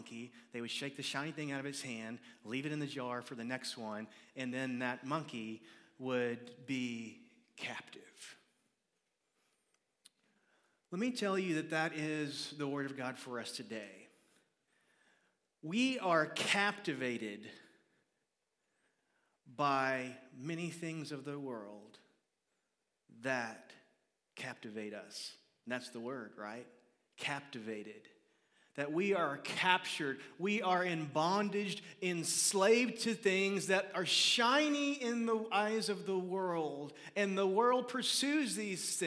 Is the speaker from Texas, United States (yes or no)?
yes; Livingston, Texas, United States; I grew up in Livingston, Texas